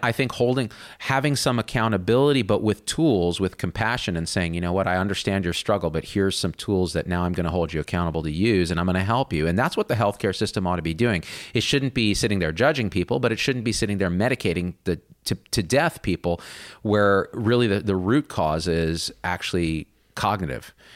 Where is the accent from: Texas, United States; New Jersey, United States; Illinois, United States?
New Jersey, United States; I had a Trinidadian nanny uh, growing up in New Jersey